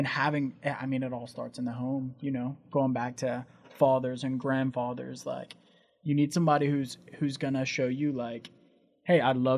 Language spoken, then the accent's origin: English; United States; as an American